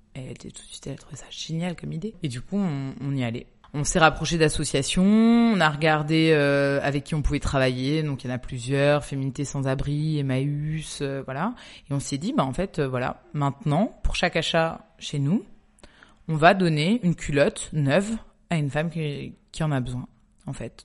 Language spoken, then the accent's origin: French; Toulouse, Occitania, France; moved away as an adult; also born or lived in Paris; now in Marseille, France; je suis de Toulouse avec mon mari